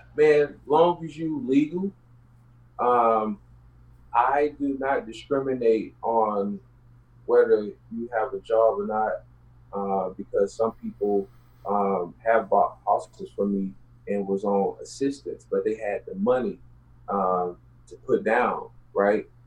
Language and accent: English; Houston, Texas, United States; I grew up in South Park. My mom stayed in Yellowstone. I was born in South Park.